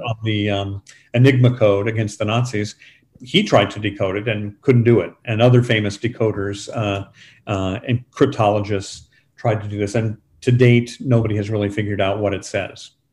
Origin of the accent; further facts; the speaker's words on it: San Antonio, Texas, United States; high school where I grew up in San Antonio